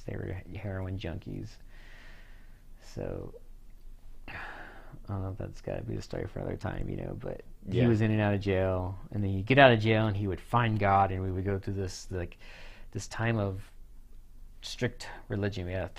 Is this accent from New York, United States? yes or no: no; California, United States; moved away; when we moved to Arkansas from California. Everyone was always like, "You're different."